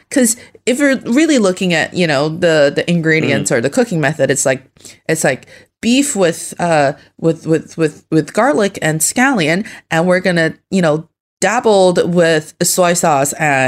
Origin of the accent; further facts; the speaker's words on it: Northeast China, China; also born or lived in United States; now in Beijing, China; I am from the northeast part of China, and I'm speaking to you from Beijing at this very moment.